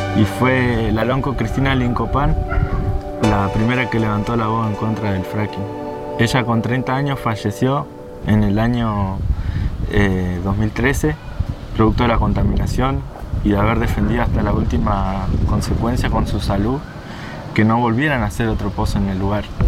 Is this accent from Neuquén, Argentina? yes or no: yes; Lof Nehuen Mapu, Traunco, Neuquén, Argentina; del Lof Nehuen Mapu de la zona del Traunco de la Confederación Mapuche de Neuquén